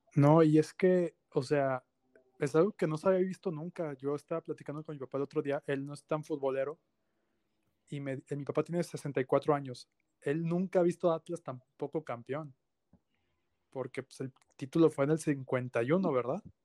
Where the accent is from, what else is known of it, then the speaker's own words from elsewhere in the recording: León, Guanajuato, Mexico; yo soy de León